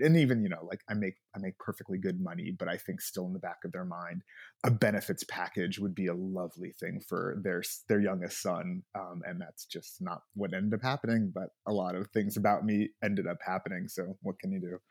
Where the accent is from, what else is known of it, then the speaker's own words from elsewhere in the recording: Los Angeles, California, United States; I, uh, grew up here in L A.